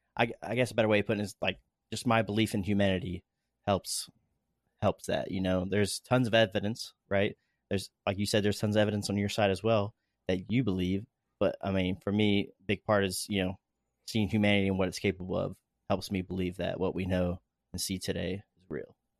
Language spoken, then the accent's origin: English; Daytona Beach, Florida, United States; moved away; I grew up in Florida watching the shuttle launches, rocket launches